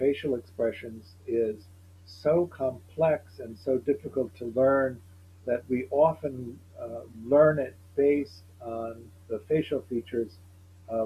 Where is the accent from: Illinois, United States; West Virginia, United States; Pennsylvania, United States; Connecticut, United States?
Illinois, United States; Evanston; I grew up in Evanston, Illinois, which is a small, which is a suburb outside of Chicago